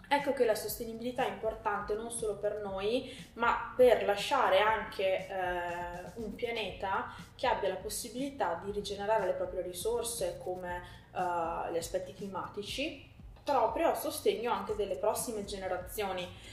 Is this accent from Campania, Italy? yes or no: no; Sommacampagna, Veneto, Italy; also born or lived in Parma / Lake Garda; now in Povegliano Veronese, Italy; sono originaria di Somma Campagna